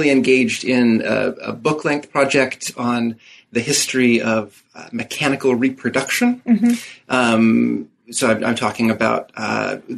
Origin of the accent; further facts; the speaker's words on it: Moscow, Idaho, United States; born there; Uh, well, I was born in Moscow, uh, by which I mean Moscow, Idaho, the small